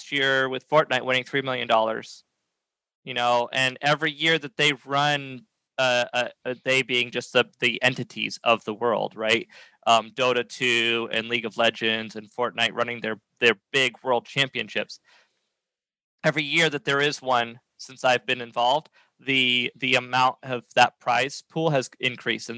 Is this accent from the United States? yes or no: yes; New Hampshire, United States; moved away as an adult; now in South Carolina, United States; I was from New Hampshire